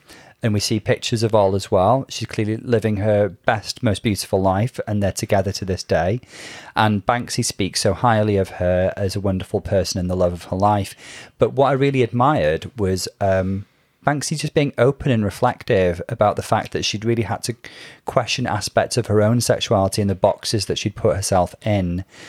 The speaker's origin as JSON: {"language": "English", "town": "Liverpool", "region": "North West England", "country": "United Kingdom", "tie": "born or raised there", "said": "even though I'm not a Scouser, you know, my formative years were in Liverpool"}